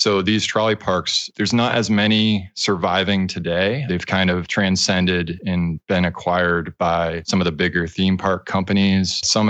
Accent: Massachusetts, United States; I grew up in Massachusetts, so in the New England area.

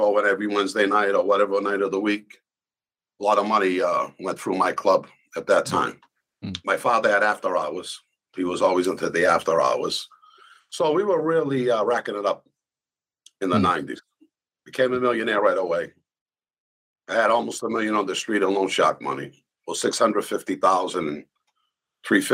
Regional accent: Boston, Massachusetts, United States; moved away as an adult; also born or lived in Tennessee; I was born in Boston in the North End in the Italian section

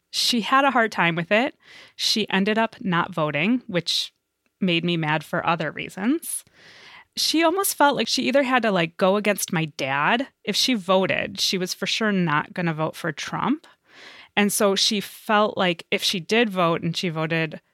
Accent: United States; I was born in America, but my father was born in Israel

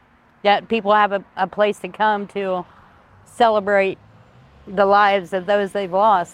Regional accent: Ohio, United States; I'm from Ohio

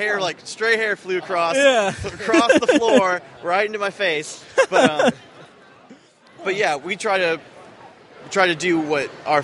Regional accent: Bloomington, Indiana, United States; I'm from Bloomington

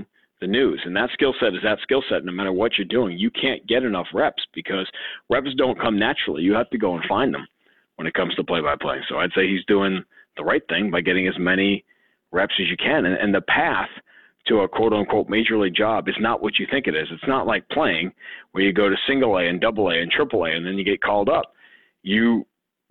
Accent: New York, United States; moved away as an adult; you're growing up in New York

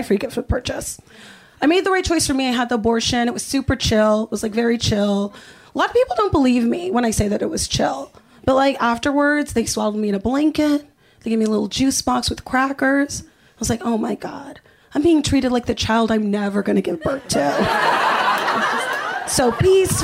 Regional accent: Los Angeles, California, United States; growing up here

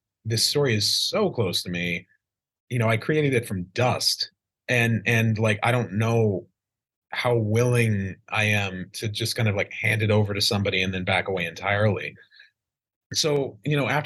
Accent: Idaho, United States; I grew up in Idaho in a small town

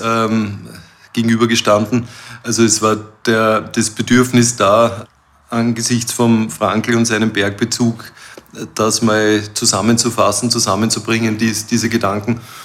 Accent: Krems an der Donau, Lower Austria, Austria; ich komme aus Krems an der Donau

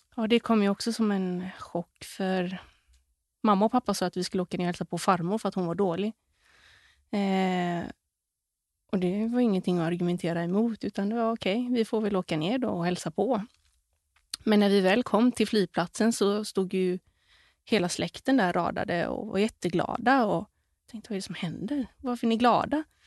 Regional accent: Gothenburg, Västra Götaland, Sweden; moved away as an adult; also born or lived in Bali; i området där vi växte upp, i Kärra, Göteborg

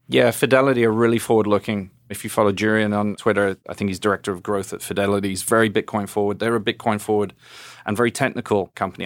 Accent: England, United Kingdom; now in United States; being an English guy

